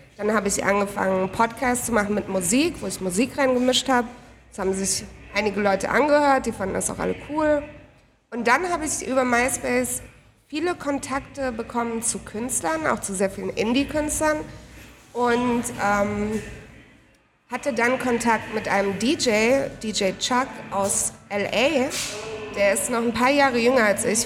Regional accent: Heidelberg, Baden-Württemberg, Germany; moved away as an adult; now in Berlin, Germany; ursprünglich aus Heidelberg und seit vier Jahren wohne ich in Berlin

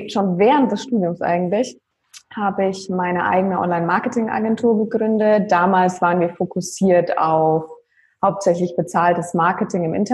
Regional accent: Würzburg, Bavaria, Germany; ja, auch da komme ich quasi her

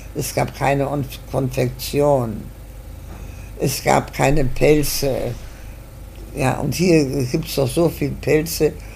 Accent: Germany; now in Argentina; Wir sind nach Deutschland nicht wieder zurückgekommen

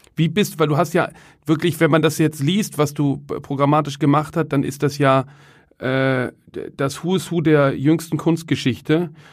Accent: Cologne, North Rhine-Westphalia, Germany; moved away; Ich komme ja ursprünglich aus Köln

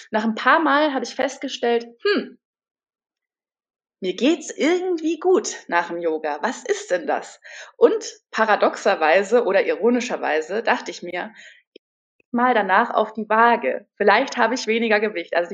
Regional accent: Munich, Bavaria, Germany; now in Berlin, Germany; Ich komme ursprünglich aus München, bin jetzt inzwischen Wahlberlinerin und äh, auch Yogalehrerin, wohne aktuell im Prenzlauer Berg

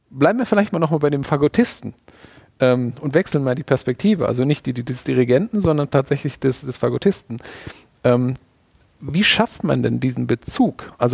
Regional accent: Hamburg, Germany; Ich war kürzlich endlich mal wieder in der Elbphilharmonie in Hamburg. Ich bin Hamburger

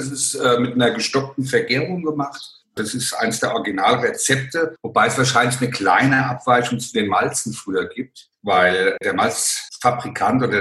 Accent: Hesse, Germany; Ja, ich bin ein Hesse und kann auch so babbeln, aber dann versteht mich keiner.

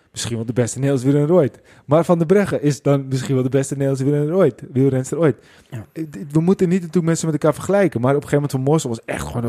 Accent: Netherlands; wij zijn als Nederlanders

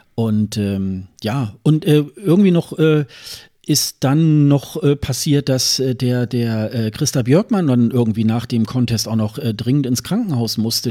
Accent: Germany

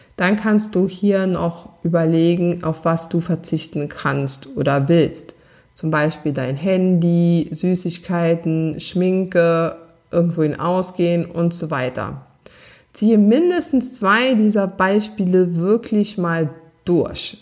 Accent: Saarland, Germany; accent: Saarland dialect; ich meinen saarländischen Dialekt trotz ähm, Übung nicht ganz abstellen konnte.

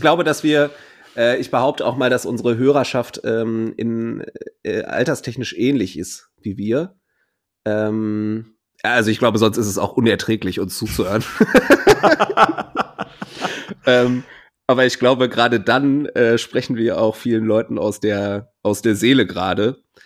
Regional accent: Ruhr area, North Rhine-Westphalia, Germany; bei uns im Pott

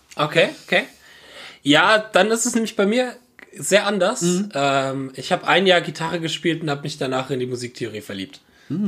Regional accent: Bad Schwalbach, Hesse, Germany; aus Bad Schwalbach, der Ortschaft, wo ich herkomme, wo ich wieder wohne

